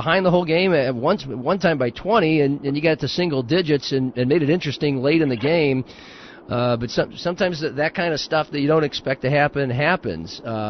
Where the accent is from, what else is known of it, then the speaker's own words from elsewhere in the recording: Nebraska, United States; now in South Dakota, United States; I'm from Nebraska.